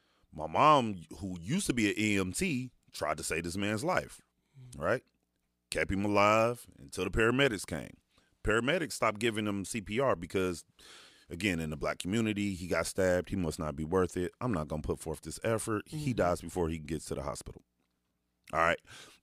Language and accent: English; Dayton, Ohio, United States; growing up in DeSoto Bass, coming from nothing, single parent home